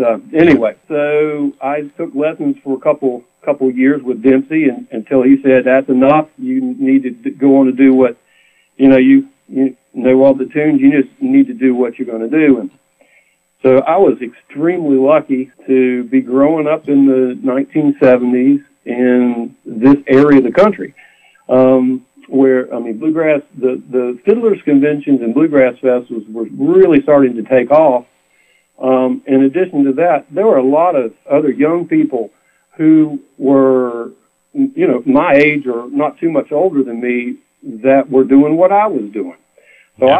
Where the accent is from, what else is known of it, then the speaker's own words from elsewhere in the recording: Roanoke, Virginia, United States; I was born and raised in Roanoke, Virginia, in the Blue Ridge Mountains